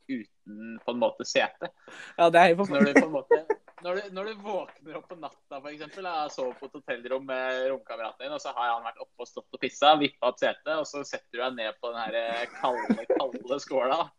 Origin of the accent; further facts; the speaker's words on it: Bærum, Akershus, Norway; Jeg er fra Bærum.